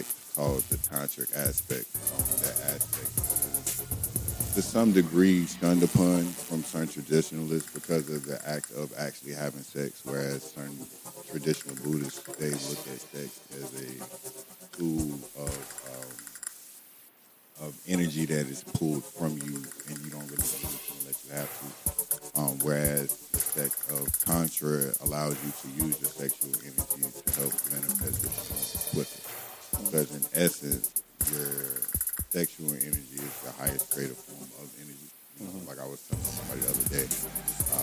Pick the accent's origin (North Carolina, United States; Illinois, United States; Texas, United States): North Carolina, United States; Henderson; also born or lived in Dothan, Alabama / Charlotte, North Carolina; I'm from North Carolina, man, Henderson, North Carolina, by way of West End, West Side, but a lot of my roots is in Dothan, Alabama, so backwood country boy. I've been in Charlotte since 2008